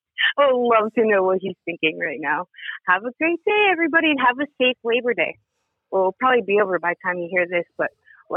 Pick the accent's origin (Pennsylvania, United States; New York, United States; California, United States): Pennsylvania, United States; I'm from Pennsylvania.